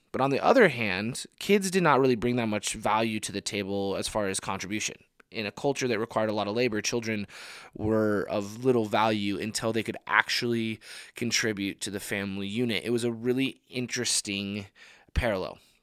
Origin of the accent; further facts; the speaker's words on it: United States; us as, as American people